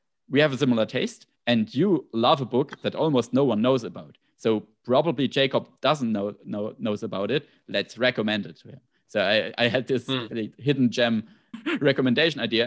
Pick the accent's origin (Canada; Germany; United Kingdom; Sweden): Germany; accent: German; English is a second language; My German accent is this